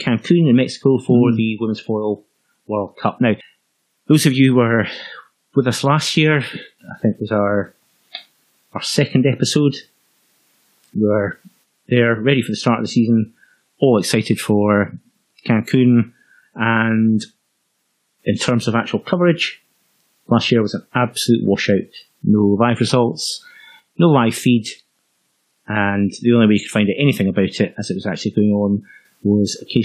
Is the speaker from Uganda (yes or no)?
no; Scotland, United Kingdom; the Scottish Open, a kind of medium-sized open event in our hometown.